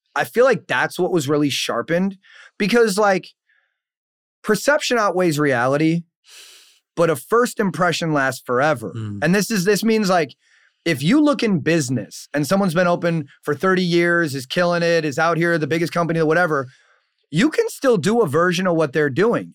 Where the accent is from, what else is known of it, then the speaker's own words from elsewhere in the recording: Saint Paul, Minnesota, United States; I'm from St. Paul